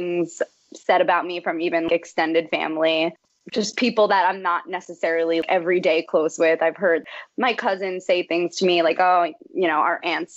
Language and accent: English; Kenilworth, New Jersey, United States; I'm still in Jersey. My whole life in Kenilworth